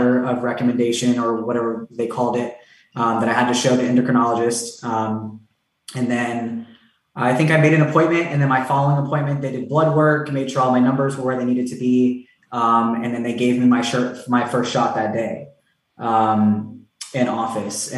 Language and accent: English; Tampa, Florida, United States; I grew up in Tampa